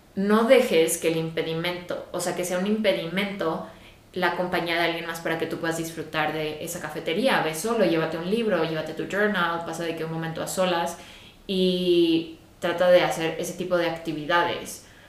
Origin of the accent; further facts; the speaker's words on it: Guadalajara, Jalisco, Mexico; moved away as an adult; also born or lived in England; mi familia ya no vive en Guadalajara, que es de donde yo soy